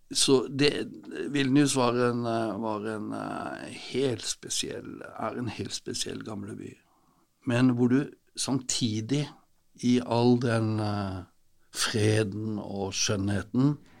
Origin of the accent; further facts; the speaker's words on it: Sørlandet, Southern Norway, Norway; Vi er vokst opp med kompe